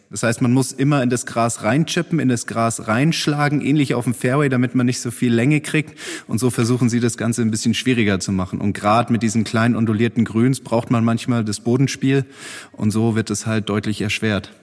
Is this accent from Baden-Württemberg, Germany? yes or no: yes; Heidelberg area, Baden-Württemberg, Germany; Ich komme ja aus dem Heidelberger Raum